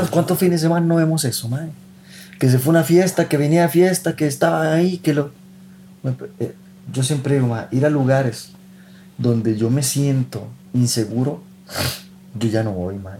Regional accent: Costa Rica

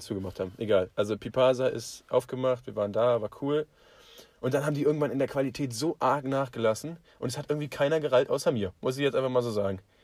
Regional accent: Potsdam, Brandenburg, Germany; wir sind aus Potsdam

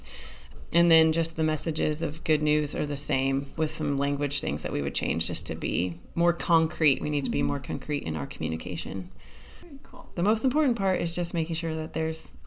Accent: Colorado, United States; now in Missouri, United States; I grew up in Colorado

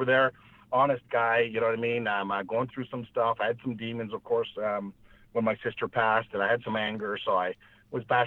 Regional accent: Western Canada, Canada; also born or lived in Washington, D.C., United States; I grew up in Western Canada.

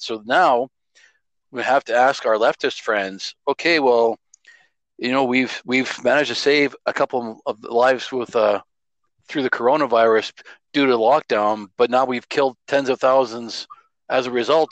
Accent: Alberta, Canada; I grew up in Alberta through the 1980s

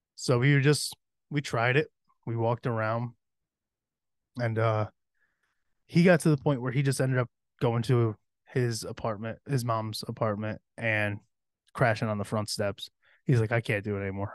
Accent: Cohoes, New York, United States; also born or lived in Averill Park (Berg), New York; growing up in Cahoes

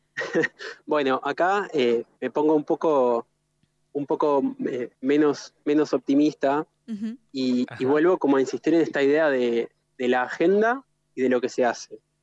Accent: Gualeguaychú, Entre Ríos, Argentina; soy de Gualeguaychú también, como, como Mati, como Cami

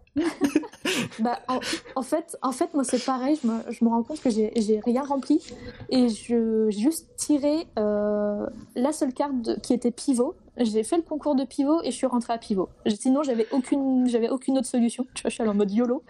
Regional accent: Brittany, France; je suis une petite Bretonne du fin fond de la Bretagne, du Morbihan

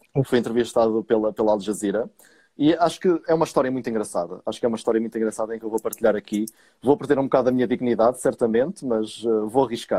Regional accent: Portugal; moved away as an adult; also born or lived in Viseu; now in London, United Kingdom; como bom português

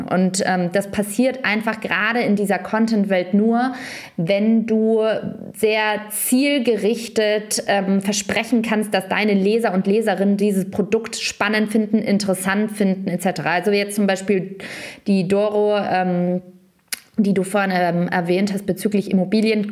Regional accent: Lower Franconia, Bavaria, Germany; unter Franken, wo ich herkomme

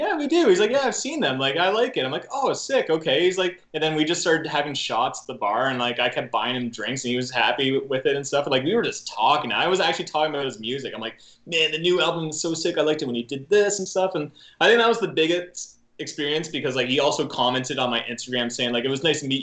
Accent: Canada; I grew up in a small town

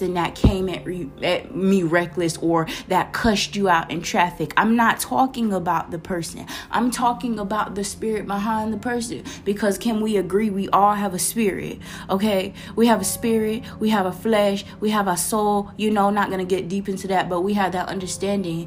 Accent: Florida, United States; accent: Florida; the little Florida accent coming out. I'm from Florida

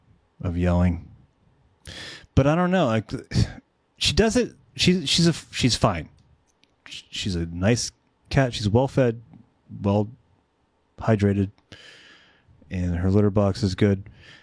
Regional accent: California, United States; San Fernando Valley.

